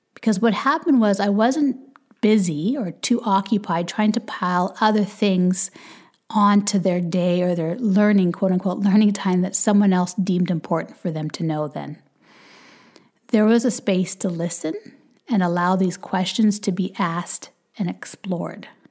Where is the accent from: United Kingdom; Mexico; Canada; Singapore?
Canada; also born or lived in Jamaica; we live in Canada, we're Canadian